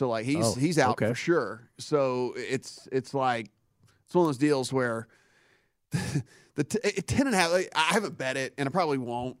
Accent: Louisiana, United States; I'm from Louisiana

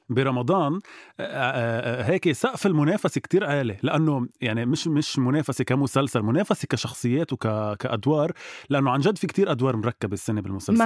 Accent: Lebanon; نحن كلبنانية

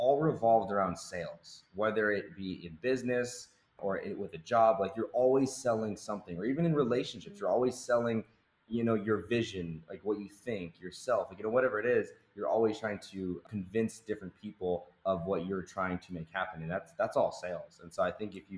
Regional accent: Seattle, Washington, United States; I'm from Seattle, Washington. Went to school at University of Washington

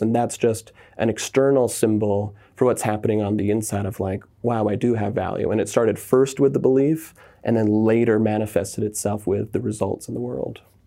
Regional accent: Southern California, United States; I was raised in Southern California

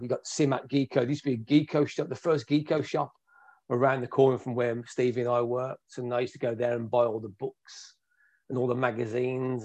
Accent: Birmingham, West Midlands, United Kingdom; i am from Birmingham, which is the second biggest city in, you know, in the UK

